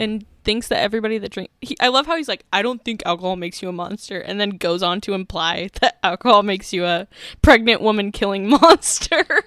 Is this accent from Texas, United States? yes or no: no; St. George, Utah, United States; when I grew up in Saint George, Utah, there was one bar